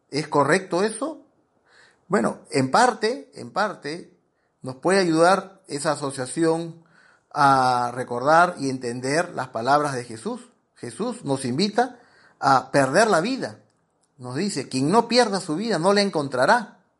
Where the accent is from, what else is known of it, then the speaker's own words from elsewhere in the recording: Peru; yo soy peruano y a los vigilantes le decimos guachimanes, porque hemos castellanizado la palabra guachimán